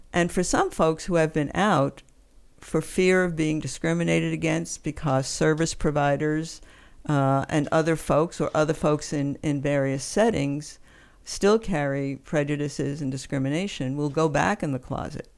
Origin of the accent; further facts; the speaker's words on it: East Coast, United States; also born or lived in New York City, United States / Western Massachusetts, United States; I am from the East Coast.